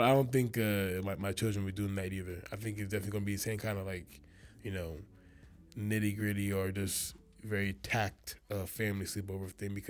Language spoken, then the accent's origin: English; Nigeria; I'm Nigerian.